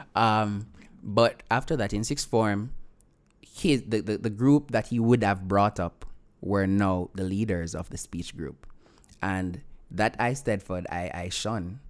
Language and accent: English; Vernam Field, Clarendon, Jamaica; I'm from Clarendon